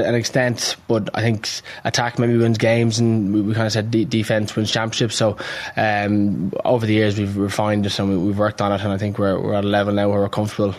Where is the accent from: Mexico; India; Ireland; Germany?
Ireland; Dublin, Leinster; I was growing up in Kilmacud